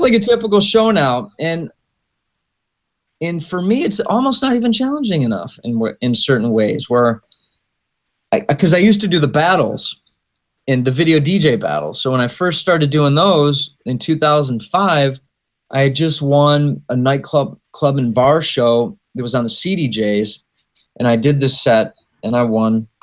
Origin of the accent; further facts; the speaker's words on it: Michigan, United States; I'm from Michigan